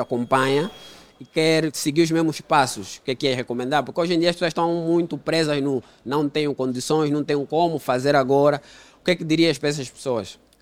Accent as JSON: {"language": "Portuguese", "country": "Angola", "tie": "born or raised there", "said": "sou de uma família humilde, cresci no Golfo"}